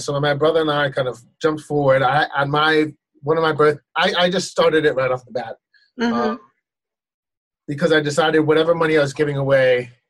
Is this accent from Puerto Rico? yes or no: no; Ghana; When I was growing up in Ghana, there was a Swedish steward named Mr. Tumpty.